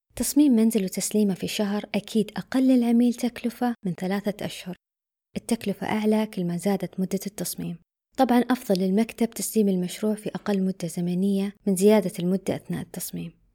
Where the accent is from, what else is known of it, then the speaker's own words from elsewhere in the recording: Saudi Arabia; عندنا بالسعودية